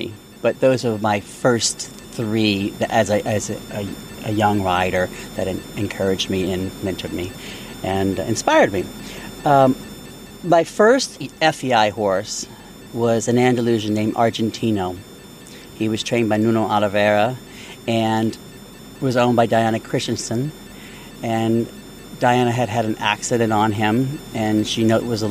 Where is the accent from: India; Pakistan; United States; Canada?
United States; Mandeville, Louisiana; now in Wellington, United States; I was raised in Louisiana, and we moved just outside of New Orleans in Mandeville, Louisiana